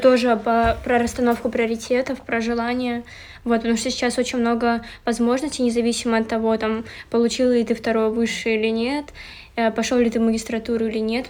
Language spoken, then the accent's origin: Russian; Sosnovy Bor, Leningrad Oblast, Russia; я из Соснового Бора